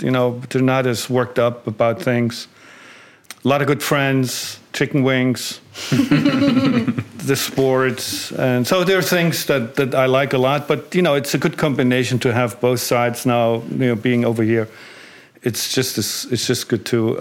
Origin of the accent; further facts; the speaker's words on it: East Germany, Germany; moved away as an adult; growing up in East Germany